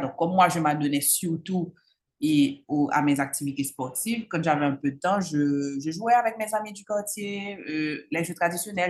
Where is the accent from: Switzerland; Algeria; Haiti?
Haiti; Cap-Haïtien, Nord; also born or lived in Port-au-Prince, Haiti; Je suis née au Cap-Haïtien et j'y ai grandi